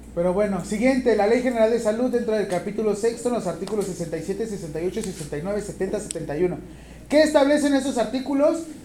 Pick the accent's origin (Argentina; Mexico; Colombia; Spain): Mexico; ¿Cuántos millones de mexicanos somos?